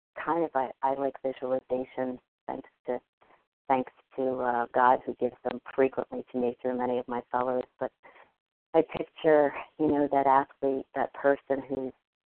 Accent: New Jersey, United States; I'm from New Jersey.

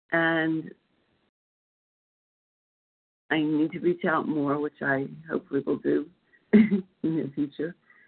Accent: Philadelphia, Pennsylvania, United States; I'm from Pennsylvania, Philadelphia, actually, and I'm not sure I ever shared this meeting before.

